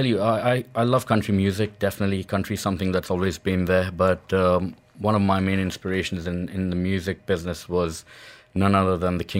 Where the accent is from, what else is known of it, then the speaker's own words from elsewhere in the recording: Dubai, United Arab Emirates; also born or lived in India; I was born in India and raised in Dubai.